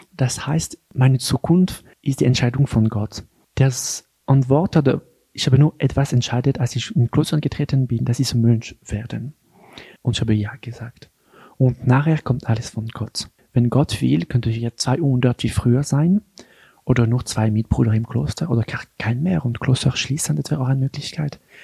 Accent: Geneva, Switzerland; German is a second language; moved away as an adult; now in Einsiedeln, Switzerland; ich bin äh, in Genf geboren und aufgewachsen in eine ganz normale Familie

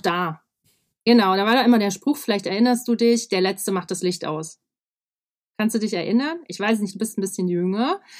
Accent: Weimar, Thuringia, Germany; ich bin im Weimar geboren, in Thüringen, du kennst das schöne Land.

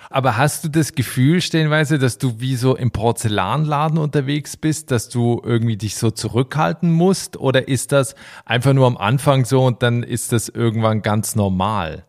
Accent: Switzerland; also born or lived in Berlin; now in Ireland; in die Schweiz aus, in mein Heimatland

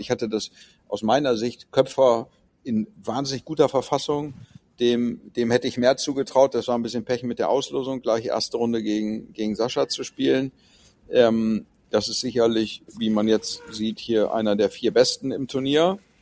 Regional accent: Hamburg, Germany; bei uns in Hamburg

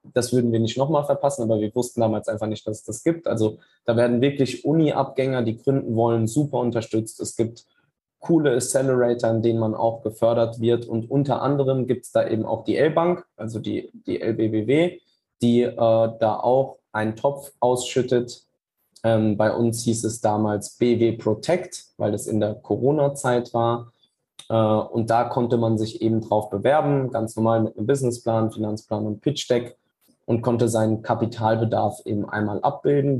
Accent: Wiesbaden, Hesse, Germany; Ich komme tatsächlich aus Wiesbaden.

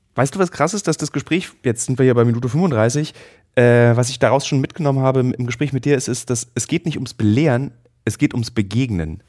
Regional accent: Germany; ich persönlich als Deutscher

